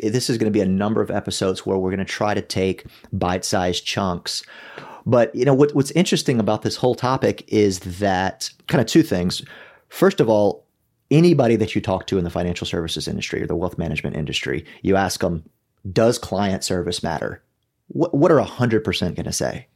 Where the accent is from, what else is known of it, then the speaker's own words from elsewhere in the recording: South Louisiana, United States; I grew up in South Louisiana